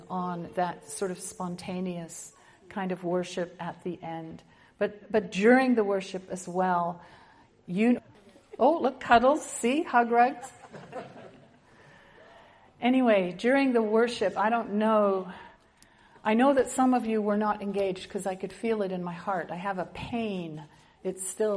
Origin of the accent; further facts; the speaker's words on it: Winnipeg, Manitoba, Canada; I come from Winnipeg, Manitoba